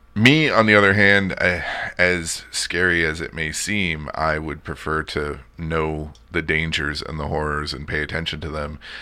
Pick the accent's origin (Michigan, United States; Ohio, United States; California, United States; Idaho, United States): Michigan, United States; outside of Detroit; moved away; I grew up outside of Detroit